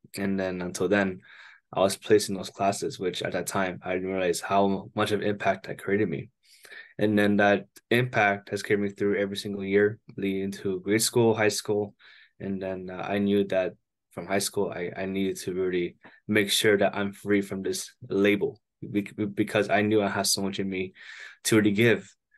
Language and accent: English; Toronto, Ontario, Canada; I'm hailing from Toronto, Canada, up at the north border